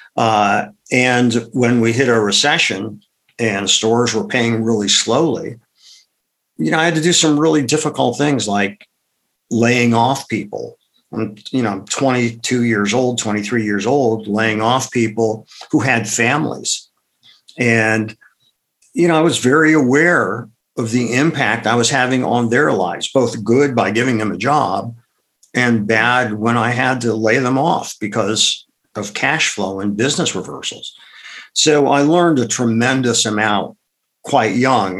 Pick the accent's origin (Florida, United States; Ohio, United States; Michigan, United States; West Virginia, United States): Ohio, United States; Akron; moved away; also born or lived in Madison, Wisconsin; I grew up in Akron, Ohio